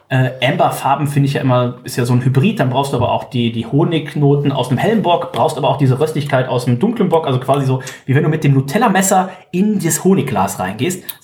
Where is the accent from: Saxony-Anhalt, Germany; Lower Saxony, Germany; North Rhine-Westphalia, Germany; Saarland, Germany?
Lower Saxony, Germany; Stade; Ich bin geboren in Stade.